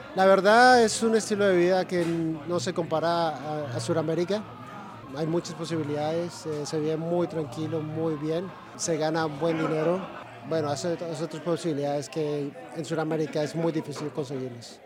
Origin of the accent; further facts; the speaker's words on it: Colombia; moved away as an adult; now in Australia; salí de Colombia por turismo